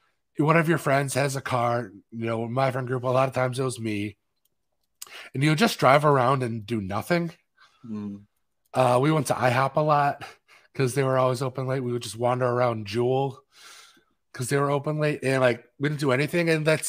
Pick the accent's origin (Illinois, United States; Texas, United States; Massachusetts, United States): Massachusetts, United States; Boston; born there; which I was born in Boston. I have a bunch of family in the Boston area.